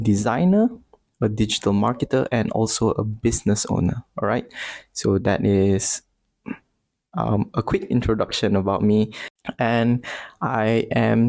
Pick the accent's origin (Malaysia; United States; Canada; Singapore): Malaysia; Bintulu, Sarawak; moved away as an adult; now in Selangor, Malaysia; I'm actually from a small town called Bintulu, which is located in East Malaysia in Sarawak.